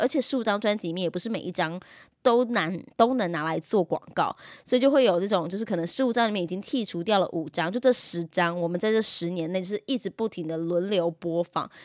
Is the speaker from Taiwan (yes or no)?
yes; Taiwan; 那刚开始台湾人接受的，大家都是香港的贺岁片啦。我们小时候也是看香港的贺岁片长大的。